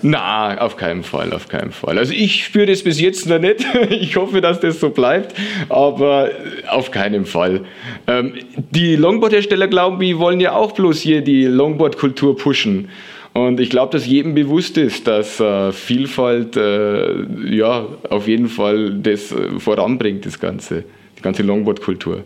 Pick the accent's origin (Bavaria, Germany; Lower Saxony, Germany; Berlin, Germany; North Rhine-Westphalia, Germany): Bavaria, Germany; Lower; moved away as an adult; now in Würzburg, Germany; aus meinem Heimatort in Niederbayern, aus Anstorf